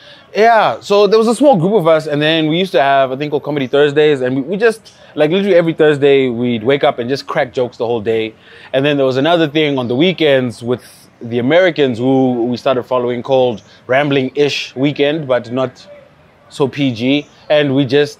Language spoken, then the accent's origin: English; Zimbabwe; we are from Zimbabwe.